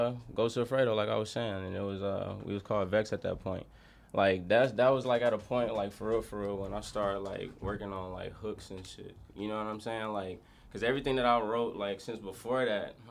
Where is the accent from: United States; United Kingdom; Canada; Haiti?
United States; Ypsilanti, Michigan; now in Arizona, United States; I'm from Michigan